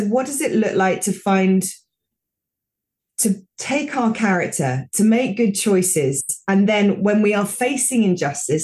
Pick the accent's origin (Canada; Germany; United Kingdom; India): United Kingdom; moved away; also born or lived in United States; I'm British